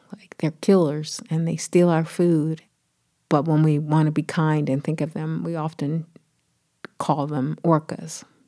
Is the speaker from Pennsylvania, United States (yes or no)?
yes; Philadelphia, Pennsylvania, United States; I grew up on the East Coast in Philly